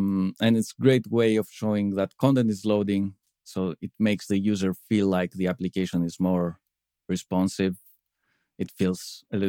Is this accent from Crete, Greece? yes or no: yes; Crete, Greece; I come from Crete, Greece.